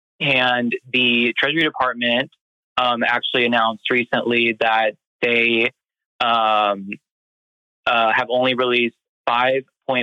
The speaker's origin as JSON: {"language": "English", "region": "Florida", "country": "United States", "moved": "yes", "said": "I'm originally from Florida"}